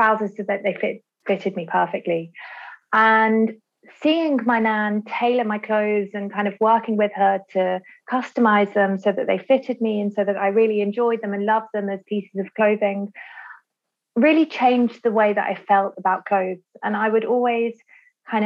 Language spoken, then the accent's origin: English; Birmingham, West Midlands, United Kingdom; I was born and raised in Birmingham, England